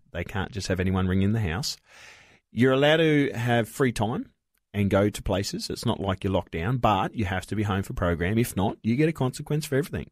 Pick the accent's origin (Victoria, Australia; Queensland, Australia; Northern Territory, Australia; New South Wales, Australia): New South Wales, Australia; Broken Hill; born or raised there; also born or lived in Wilcannia, New South Wales